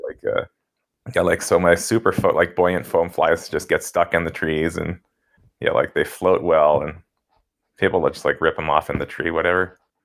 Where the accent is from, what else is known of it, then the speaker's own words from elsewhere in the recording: Denver, Colorado, United States; also born or lived in Gunnison, Colorado; growing up in the Denver suburbs